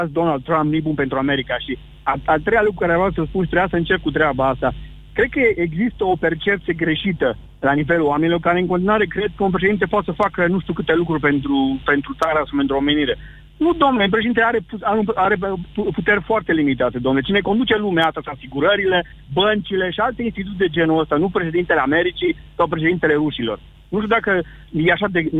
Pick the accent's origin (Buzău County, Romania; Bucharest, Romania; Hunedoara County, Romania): Hunedoara County, Romania; Deva; moved away; Nu, sunt din Deva și am plecat în 98.